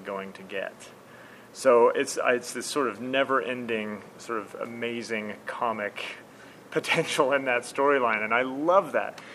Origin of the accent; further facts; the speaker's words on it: Midwest, United States; I'm from the Midwest